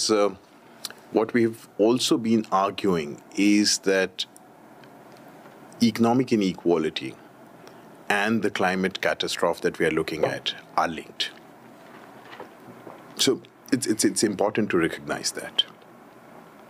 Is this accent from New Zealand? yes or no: no; Delhi, India; I come from Delhi. That's home for me.